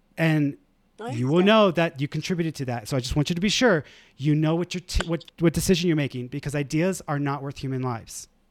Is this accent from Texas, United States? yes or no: yes; Houston, Texas, United States; I grew up in the East End